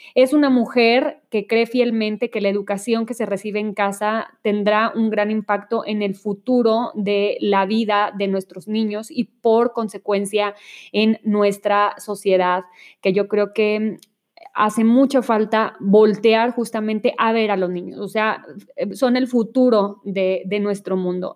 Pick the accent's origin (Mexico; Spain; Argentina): Mexico; Monterrey, Nuevo León; now in Mexico City, Mexico; yo soy de Monterrey y cuando llegué a vivir a la Ciudad de México